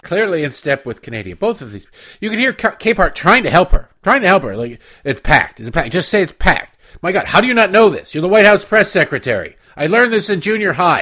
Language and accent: English; Detroit, Michigan, United States; moved away; also born or lived in Baltimore; I grew up in Detroit and lived thirteen years in Baltimore